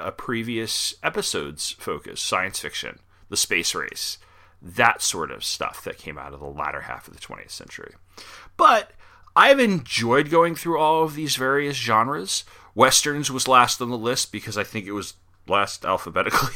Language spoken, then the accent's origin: English; New York, United States; I grew up in New York